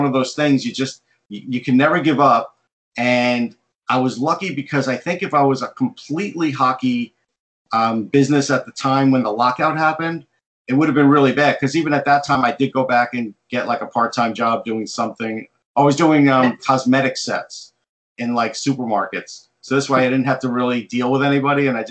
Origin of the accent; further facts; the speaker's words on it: Long Island, New York, United States; I grew up on Long Island